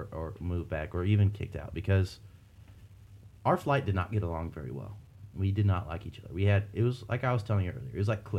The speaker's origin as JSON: {"language": "English", "area": "Rocky Mountain range", "region": "Rocky Mountains", "country": "United States", "also_born_or_lived": "Washington", "said": "I'm being from the Rocky Mountain range"}